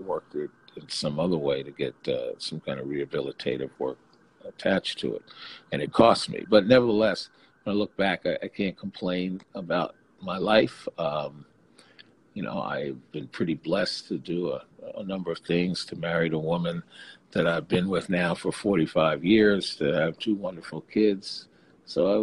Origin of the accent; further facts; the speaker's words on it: New York City, New York, United States; being born in Brooklyn, I went back to my hometown roots